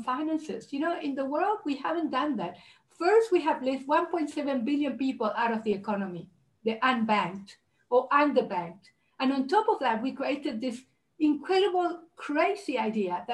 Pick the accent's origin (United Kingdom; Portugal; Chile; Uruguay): Uruguay; moved away; I'm originally from Uruguay and South America